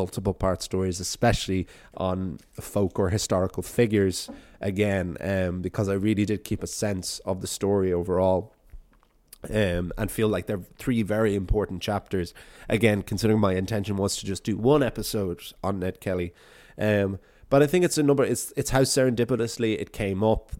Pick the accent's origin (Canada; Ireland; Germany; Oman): Ireland; being an Irishman in Australia, running an Irish storytelling podcast